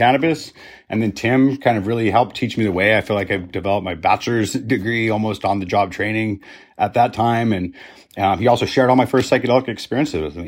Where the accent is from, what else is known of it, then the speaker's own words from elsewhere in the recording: Roswell, New Mexico, United States; moved away as an adult; growing up in Roswell, New Mexico